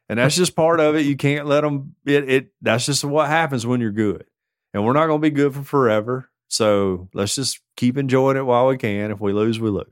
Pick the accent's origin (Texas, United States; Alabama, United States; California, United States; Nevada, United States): Alabama, United States; Tuscaloosa; I'm from Tuscaloosa